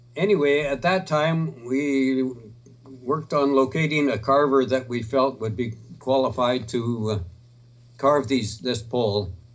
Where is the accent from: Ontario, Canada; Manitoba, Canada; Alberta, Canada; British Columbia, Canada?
British Columbia, Canada; Duncan; I was born and raised in Duncan